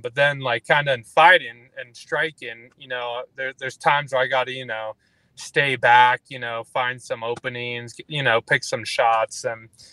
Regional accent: Fort McMurray, Alberta, Canada; Like northern Alberta, like Fort McMurray

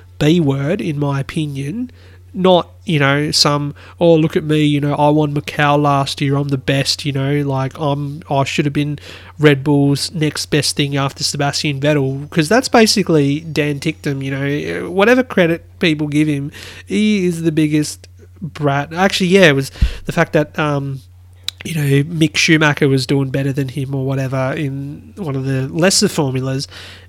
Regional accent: Australia; being an Aussie

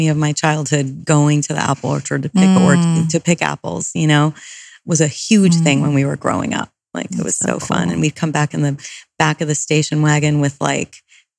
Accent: Silvermine, Connecticut, United States; now in Los Angeles, United States; I grew up in Silver Mine, Connecticut, which is a commuter suburb of Manhattan. So my dad worked in the city and took the train in every day.

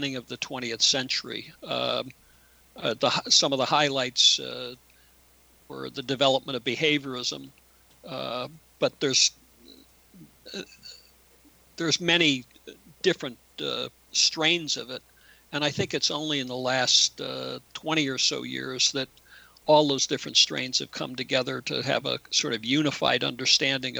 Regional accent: United States; as an American

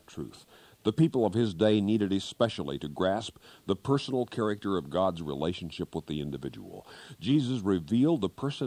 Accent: Kansas, United States; moved away; back in Kansas, my home state

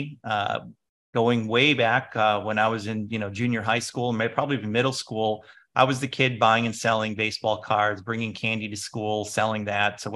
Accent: Chicago, Illinois, United States; I'm from Chicago, and there was the whole Chicago house music movement happening

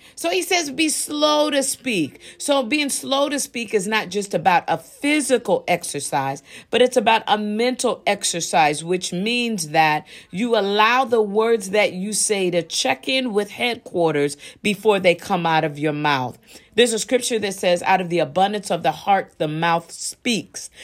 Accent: Midwest, United States; also born or lived in New York; I was born in New York, but I was raised in the Midwest

